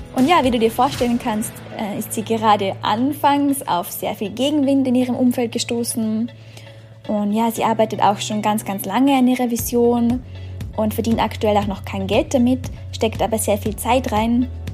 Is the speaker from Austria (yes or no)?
yes; Austria; moved away as an adult; Ich komme ursprünglich aus Österreich, bin seit eineinhalb Jahren als digitale Nomadin quer durch die Welt unterwegs, im Moment in Australien